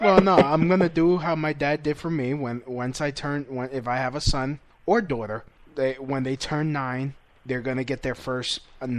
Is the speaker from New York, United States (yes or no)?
yes; New York City, New York, United States; accent: Brooklyn; Me, I come with my Brooklyn accent.